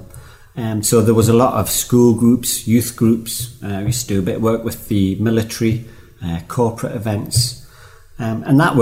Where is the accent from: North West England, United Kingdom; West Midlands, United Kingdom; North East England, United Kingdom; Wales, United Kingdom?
North East England, United Kingdom; South Shields; moved away as an adult; now in Swaledale, United Kingdom; originally I'm from Tyneside, a quaint little fishing village called South Shields. And I escaped there nearly 30 years ago now.